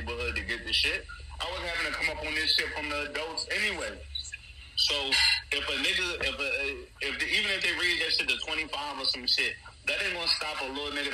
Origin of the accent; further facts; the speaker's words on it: New Jersey, United States; growing up in Jersey, growing up around Spanish people